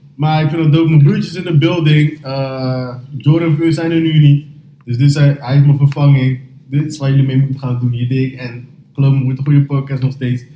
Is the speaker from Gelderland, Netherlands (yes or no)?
no; Rotterdam, South Holland, Netherlands; ik ben van Rotterdam